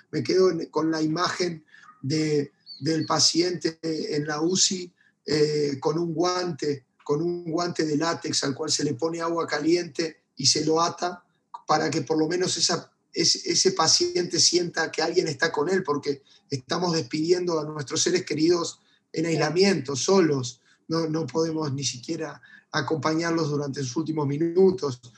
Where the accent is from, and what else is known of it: Uruguay